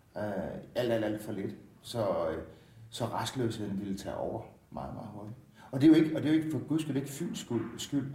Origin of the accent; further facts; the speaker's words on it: Jordløse, Southern Denmark, Denmark; født og opvokset i Jordløse, 5 km fra det boede